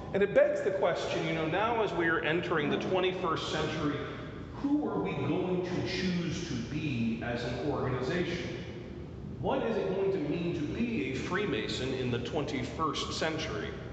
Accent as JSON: {"language": "English", "town": "Las Vegas", "region": "Nevada", "country": "United States", "said": "I'm from Las Vegas"}